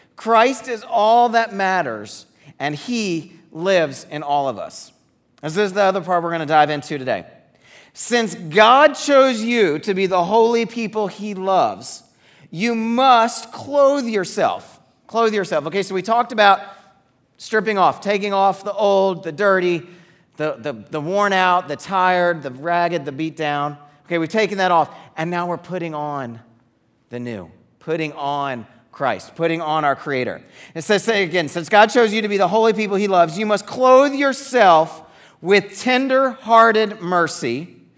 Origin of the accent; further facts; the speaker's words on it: Atlanta, Georgia, United States; moved away as an adult; we grew up in the Atlanta area